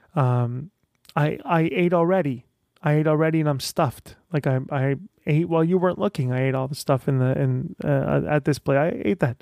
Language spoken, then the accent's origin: English; Tehran, Tehran Province, Iran; moved away; I'm, uh, originally from Iran. I was born in Tehran